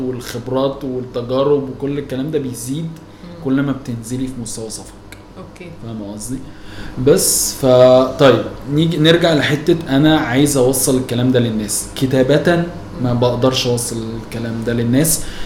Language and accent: Arabic; Egypt; انا مصري قوي يعني عايش في مصر بحب مصر مرتبط بالشارع اللي انا متربي فيه